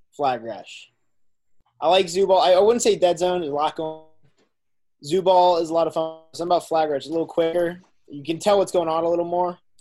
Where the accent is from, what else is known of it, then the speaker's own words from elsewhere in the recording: Shrewsbury, Massachusetts, United States; moved away as an adult; also born or lived in Alabama; I'm from Shrewsbury, Massachusetts, and I just graduated from the University of Alabama